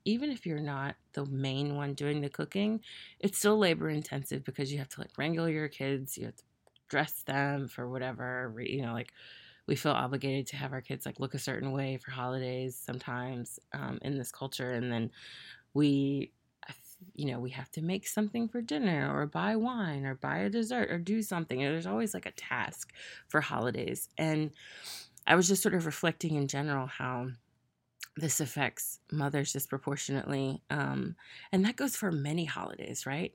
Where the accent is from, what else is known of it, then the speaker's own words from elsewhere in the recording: the South, United States; also born or lived in Tennessee / Mississippi; I'm from the South